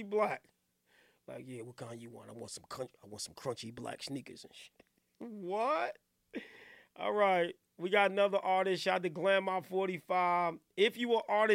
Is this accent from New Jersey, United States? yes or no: yes; New Jersey, United States; I'm from New Jersey area.